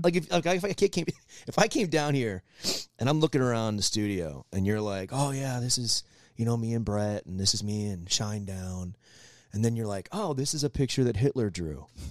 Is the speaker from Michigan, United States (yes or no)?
yes; Michigan, United States; moved away; I grew up in the North, I grew up in Michigan